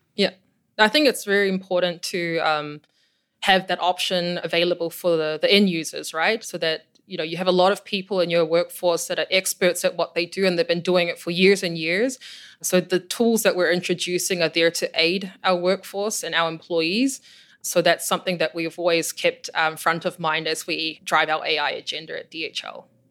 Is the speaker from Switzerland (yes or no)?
no; New Zealand; moved away as an adult; also born or lived in Germany; now in Chicago, United States; I'm from New Zealand and, and grew up in a pretty isolated part of the world